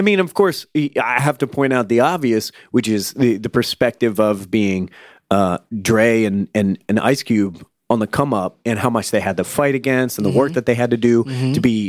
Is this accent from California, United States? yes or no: no; Florida, United States; that's what me and my friends would say when we grew up in Florida.